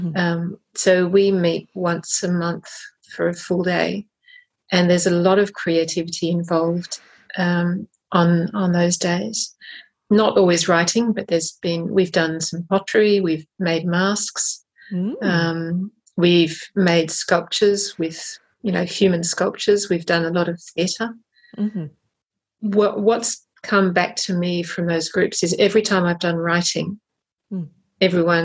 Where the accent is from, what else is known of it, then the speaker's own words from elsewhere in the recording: Australia; moved away as an adult; now in Paris, France; So I'm Australian.